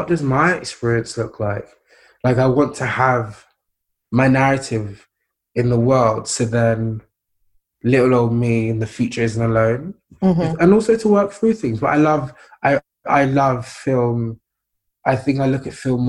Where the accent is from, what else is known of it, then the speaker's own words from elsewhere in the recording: United Kingdom; as a British person